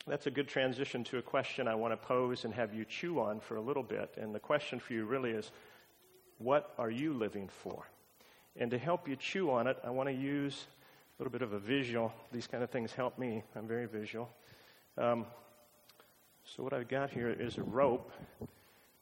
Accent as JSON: {"language": "English", "area": "Pacific Northwest", "region": "Washington", "country": "United States", "tie": "born or raised there", "also_born_or_lived": "Montana / Honolulu, Hawaii", "moved": "as an adult", "said": "Washington State is where we hail from."}